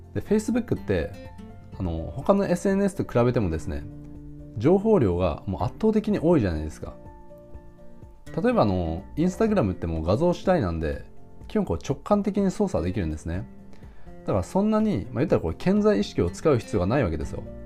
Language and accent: Japanese; Japan; 僕ら日本人のあの、教育観